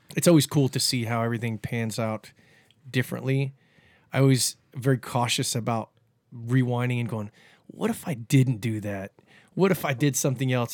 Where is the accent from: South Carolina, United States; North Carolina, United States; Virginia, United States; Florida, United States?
Florida, United States; Cocoa Beach; also born or lived in Cape Canaveral, Florida / Kauai, Hawaii; moved back to Cocoa Beach when I was probably about ten and, um, lived there for another twenty years, went to Cocoa Beach High School